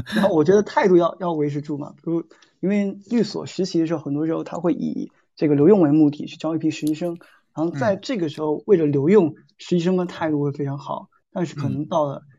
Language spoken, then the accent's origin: Chinese; Fujian, China; moved away as an adult; also born or lived in Xiamen; now in Shanghai, China; 作为一个福建人，我是比较怕冷的。我觉得来上海之后